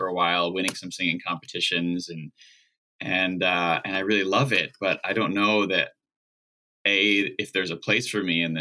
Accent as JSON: {"language": "English", "region": "New Jersey", "country": "United States", "tie": "born or raised there", "said": "I grew up in Central Jersey"}